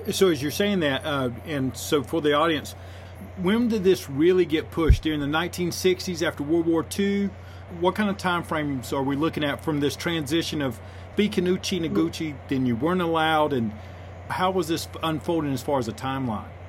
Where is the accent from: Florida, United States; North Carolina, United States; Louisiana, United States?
North Carolina, United States; I'm from North Carolina.